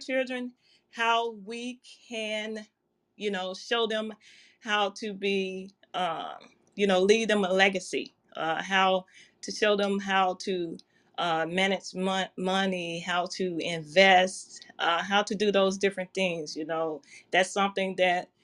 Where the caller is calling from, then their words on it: Memphis, Tennessee, United States; I am calling in from Memphis, Tennessee